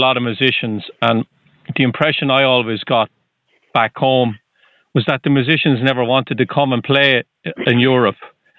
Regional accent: Ireland; now in New Hampshire, United States; You can probably tell I'm from Ireland

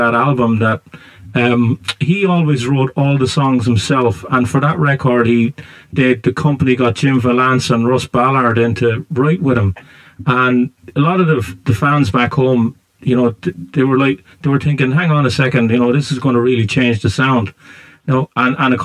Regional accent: Ireland; you can probably tell I'm from Ireland

